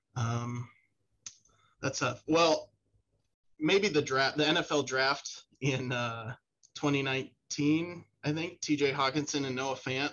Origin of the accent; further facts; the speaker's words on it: West Des Moines, Iowa, United States; also born or lived in Maryland; We're both from West Des Moines